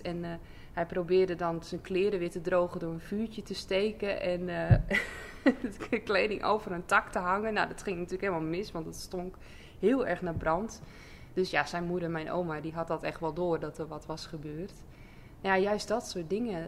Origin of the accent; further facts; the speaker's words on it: Assen, Drenthe, Netherlands; also born or lived in Overijssel; now in Zuidbroek, Netherlands; ik kom oorspronkelijk uit Overijssel. En ehm, heb eigenlijk het grootste deel van mijn jeugd in Assen doorgebracht